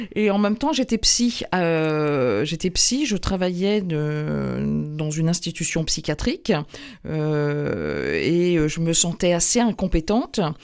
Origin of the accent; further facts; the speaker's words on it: Carhaix, Brittany, France; moved away; also born or lived in Huelgoat; moi je suis née à Carré